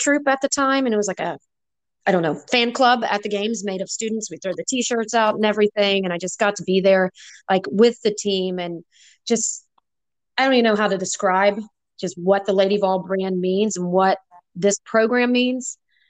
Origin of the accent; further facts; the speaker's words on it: Knoxville, Tennessee, United States; I'm actually from Knoxville. I graduated from UT in 2001.